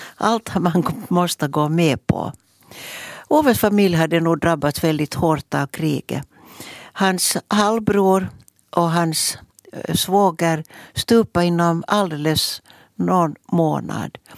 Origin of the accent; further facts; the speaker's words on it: Mäntsälä, Uusimaa, Finland; som hade min barndom i Mäntsälä tillsammans med mina systrar Ulla och Gunnel. Jag är född där.